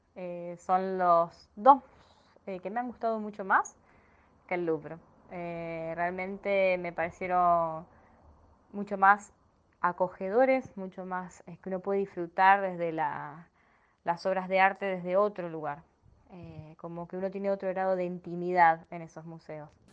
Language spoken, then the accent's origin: Spanish; Las Parejas, Santa Fe, Argentina; now in Rosario, Argentina; soy de Argentina, actualmente vivo en Rosario, eh, pero soy de un pueblo muy chiquito llamado Las Parejas, a 150 kilómetros de Rosario